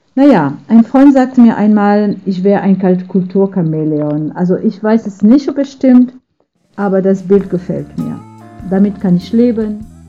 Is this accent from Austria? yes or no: no; France; German is a second language; now in Dortmund, Germany; Ich bin in Frankreich sozialisiert